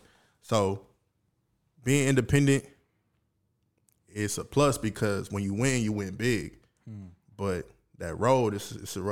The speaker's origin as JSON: {"language": "English", "region": "the South", "country": "United States", "said": "I'm really from the South"}